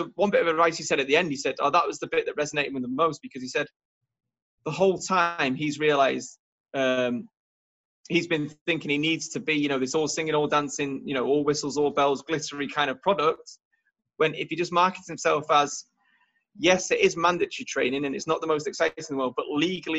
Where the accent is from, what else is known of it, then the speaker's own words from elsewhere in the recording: United Kingdom; also born or lived in Warrington; we're British